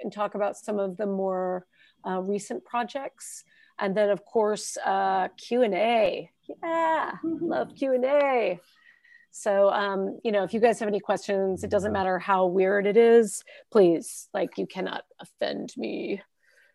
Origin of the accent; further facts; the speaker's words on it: Arizona, United States; also born or lived in New York / San Francisco / Detroit; now in Austin, United States; I am originally from New York. I've also lived in Arizona, where I, you know, grew up